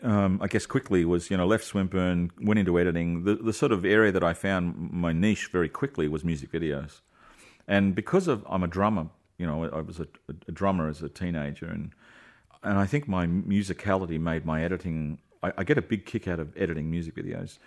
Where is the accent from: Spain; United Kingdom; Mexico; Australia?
Australia; we're Aussies